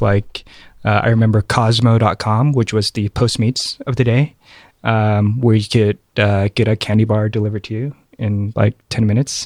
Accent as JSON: {"language": "English", "town": "Oakland", "region": "California", "country": "United States", "tie": "born or raised there", "also_born_or_lived": "Thailand", "said": "I was raised in Oakland"}